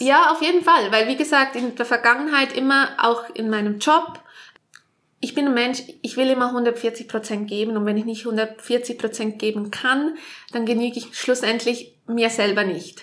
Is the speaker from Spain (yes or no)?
no; Vaduz, Liechtenstein; moved away as an adult; also born or lived in Switzerland / Canada / Australia / Nice; Ich in Vaduz aufgewachsen, hier auch die ersten 19 Jahre gewohnt und seit dann aber eigentlich in der Schweiz.